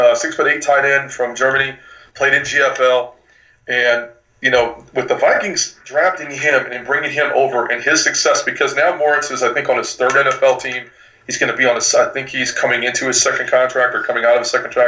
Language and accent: English; Ireland; I am a Corny at heart. I am Irish, so there you go.